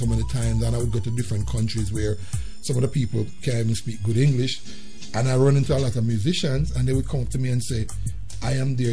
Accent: Jamaica; moved away as an adult; now in United States; growing up in Jamaica

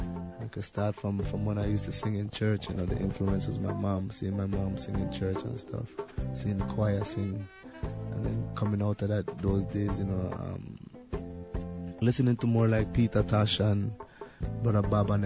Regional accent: St. Croix, U.S. Virgin Islands; also born or lived in Antigua / United States / Tortola; I grew up in St. Croix, USVI, you know, in a place called Mombijo, Fanjipani Mombijo, you know, middle east of the island, you know. You know, did some raising in Antigua

